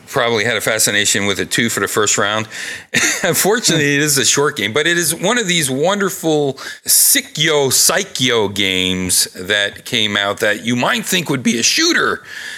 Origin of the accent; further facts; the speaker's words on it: Pennsylvania, United States; I'm from Pennsylvania